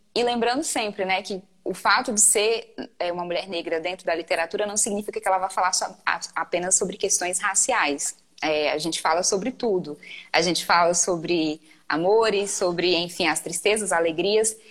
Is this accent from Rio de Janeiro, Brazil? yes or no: no; Maranhão, Brazil; Eu sou maranhense